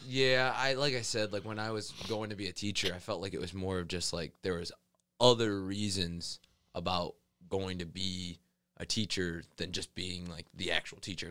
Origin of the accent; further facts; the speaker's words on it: Rossford, Ohio, United States; I'm from Rossford, Ohio, a little small town right outside Toledo